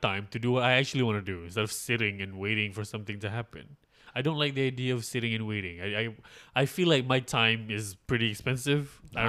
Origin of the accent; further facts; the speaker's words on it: Malaysia; I am from Malaysia.